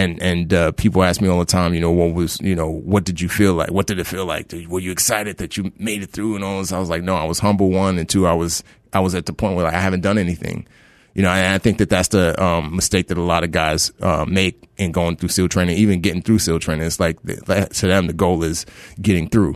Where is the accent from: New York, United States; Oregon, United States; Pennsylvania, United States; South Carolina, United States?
New York, United States; also born or lived in Nigeria; growing up in the Bronx